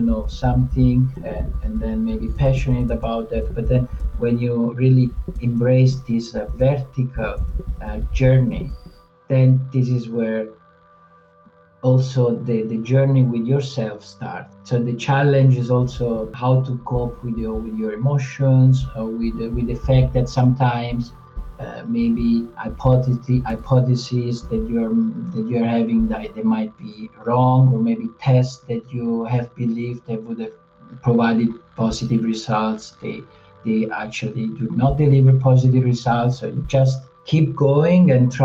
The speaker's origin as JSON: {"language": "English", "town": "Amandola", "region": "Marche", "country": "Italy", "tie": "born or raised there", "moved": "yes", "lives_now": "Zurich, Switzerland", "said": "So I'm from Italy, and my little town is called Amandola"}